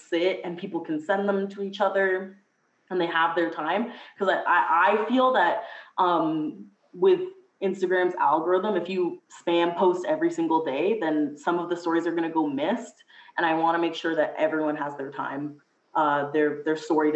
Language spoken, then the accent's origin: English; Mississauga, Ontario, Canada; I'm from Mississauga, so in the GTA